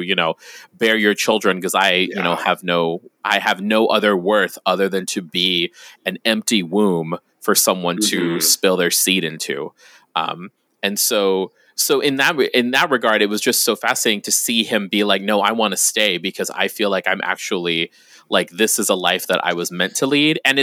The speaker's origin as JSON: {"language": "English", "country": "Guam", "tie": "born or raised there", "said": "I grew up on Guam."}